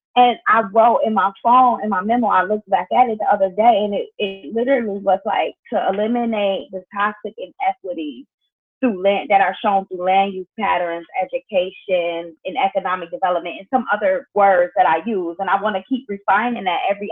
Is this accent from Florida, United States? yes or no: no; Buffalo, New York, United States; moved away as an adult; now in New York City, United States; I'm from Buffalo